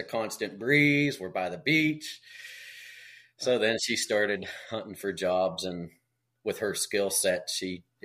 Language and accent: English; Western Pennsylvania, United States; I'm living in my hometown now. Yeah, I grew up literally 3/4 of a mile away from here